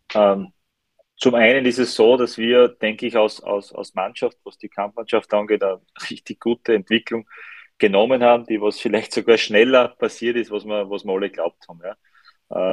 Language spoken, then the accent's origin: German; Styria, Austria; Ich bin Steirer